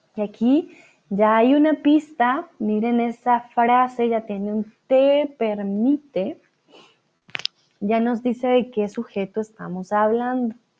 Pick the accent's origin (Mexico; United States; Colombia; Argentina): Colombia; now in Germany; Soy de Colombia, pero ahora estoy de vuelta aquí en Alemania